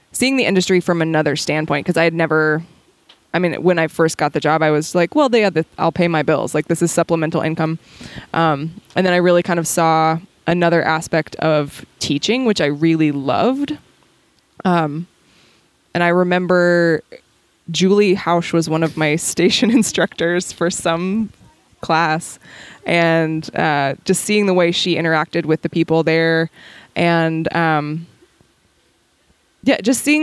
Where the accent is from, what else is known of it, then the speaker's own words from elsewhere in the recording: Ohio, United States; moved away as an adult; now in California, United States; I moved to California in 2007 from Ohio